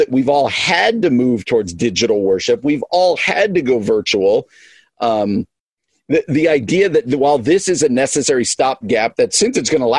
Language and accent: English; East Coast, United States; even though I grew up on the East Coast